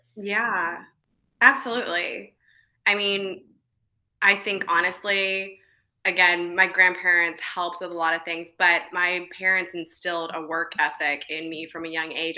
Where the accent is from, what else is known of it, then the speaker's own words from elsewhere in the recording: Bartlesville, Oklahoma, United States; also born or lived in Virginia; I was born in Virginia, but I was raised in a small town in Bartlesville, Oklahoma.